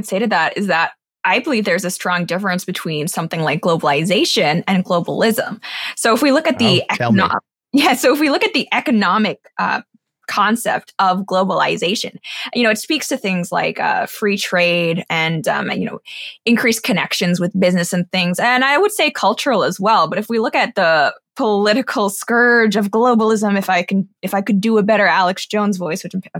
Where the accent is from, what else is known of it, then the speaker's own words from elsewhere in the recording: Hong Kong; also born or lived in Singapore / Shanghai / London; So I grew up in Hong Kong, Singapore, Shanghai, London, and throughout my childhood, I was going to American schools. So my education is actually American, even though I am not American.